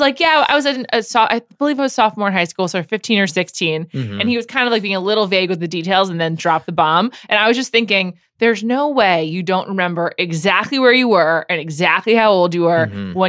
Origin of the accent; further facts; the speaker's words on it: New York, United States; I'm from New York.